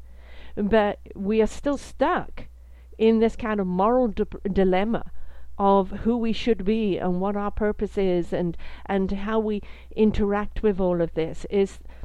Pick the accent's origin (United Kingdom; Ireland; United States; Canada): United Kingdom; I'm British